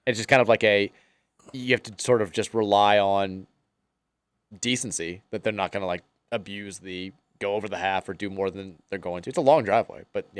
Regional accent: Queens, New York, United States; How you doing, Murray? … I'm from Queens.

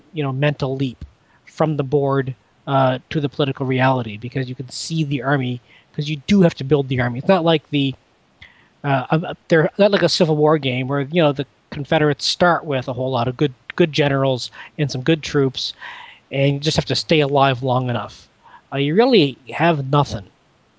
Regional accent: Canada; I'm a Canadian

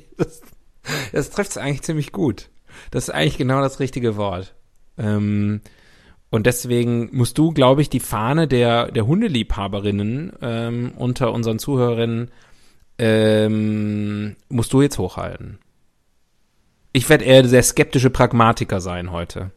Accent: West Germany, Germany; In meiner Kindheit in Westdeutschland, in der BRD der 80er Jahre

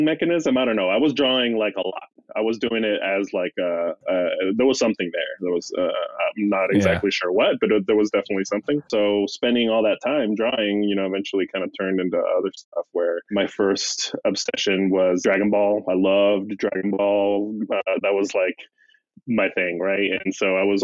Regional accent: Mexico; I'm growing up in Mexico

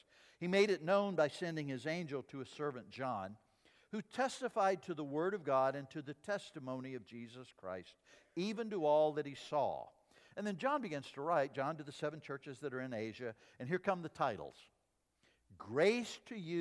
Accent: Mississippi, United States; I grew up down in Mississippi

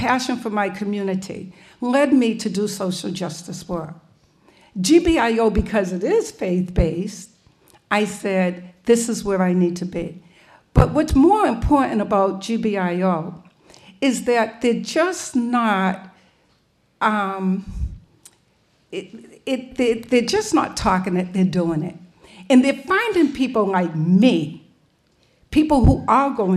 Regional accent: Boston, Massachusetts, United States; when I was a child growing up in Mission Hill Projects

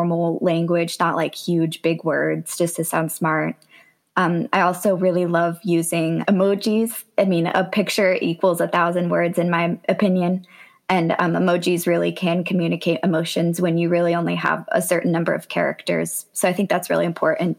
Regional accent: Durham, North Carolina, United States; also born or lived in Wilmington, North Carolina; So I've lived in North Carolina my whole life. I was born in Wilmington, but then I've lived in Durham for, I think I've lived there since I was three. So that's definitely my hometown

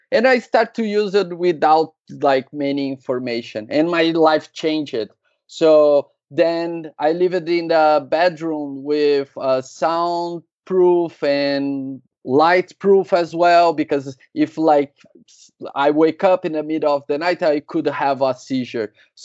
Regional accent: São Paulo, Brazil; I'm from Brazil, São Paulo

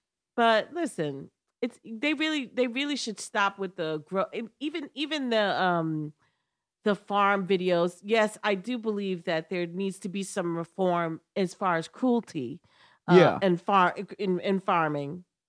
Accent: New York, United States; Yeah, because I'm a New Yorker.

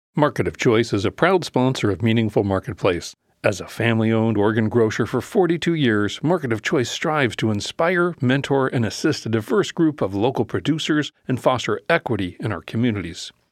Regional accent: Minnesota, United States; moved away; I grew up in Minnesota

